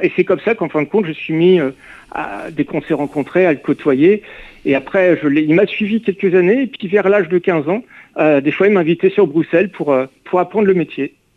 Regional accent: Reims, Grand Est, France; now in Saint-Malo, France; quand je rentrais chez moi à Reims

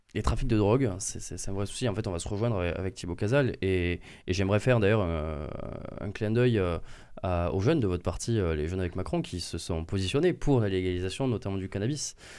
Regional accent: near Angers, Pays de la Loire, France; de là où je viens, à Florence, d'Angers

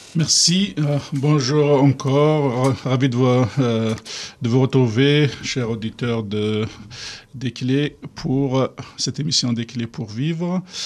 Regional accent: Kabylie, Algeria; moved away as an adult; now in France; quand je suis arrivé d'Algérie

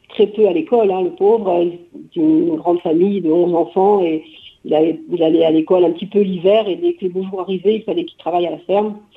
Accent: Auvergne-Rhône-Alpes, France; also born or lived in Paris; Et donc moi, je suis née à Paris et à l'âge de quelques mois, je ne me souviens pas exactement, que je demande à mon père, euh, je suis partie en Auvergne chez une nounou

